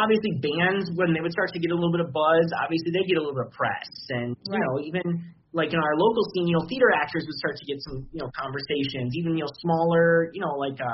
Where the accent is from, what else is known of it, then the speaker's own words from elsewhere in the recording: Michigan, United States; moved away as an adult; now in Minnesota, United States; I'm from Michigan